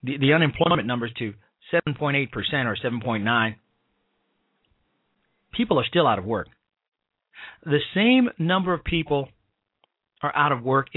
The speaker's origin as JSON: {"language": "English", "town": "Chicago", "region": "Illinois", "country": "United States", "tie": "born or raised there", "said": "my hometown of the great city of Chicago, state of Illinois"}